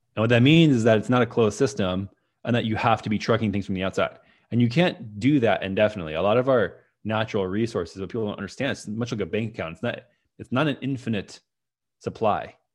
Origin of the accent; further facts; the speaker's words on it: Minnesota, United States; moved away as an adult; also born or lived in San Francisco; that's where I grew up in Minnesota